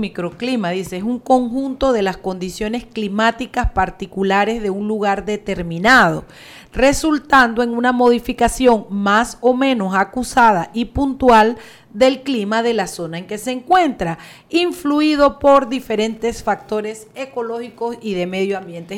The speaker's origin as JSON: {"language": "Spanish", "town": "Boquete", "region": "Chiriquí", "country": "Panama", "tie": "born or raised there", "said": "Boquete es, una joya, no es porque sea mi pueblo"}